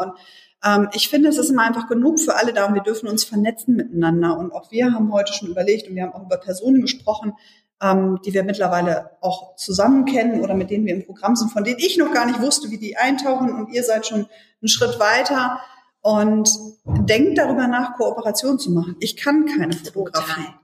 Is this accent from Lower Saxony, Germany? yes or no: yes; Hannover, Lower Saxony, Germany; in Hannover kennen wir keine vierspurigen Straßen in der Stadt